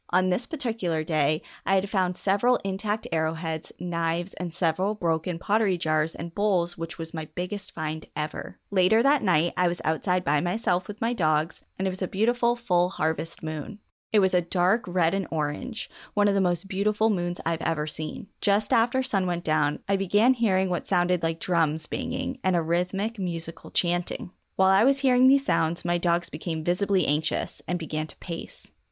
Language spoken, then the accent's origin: English; New England, United States; growing up in New England